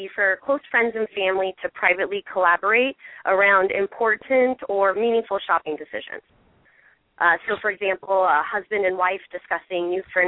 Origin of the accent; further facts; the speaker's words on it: Bay Area, south of San Jose, California, United States; I'm from the Bay Area, just south of San Jose